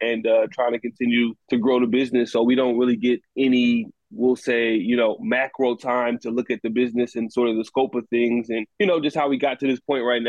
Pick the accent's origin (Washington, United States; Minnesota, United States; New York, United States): Minnesota, United States; Minneapolis; also born or lived in Chicago, Illinois; So grew up in Minneapolis, St. Paul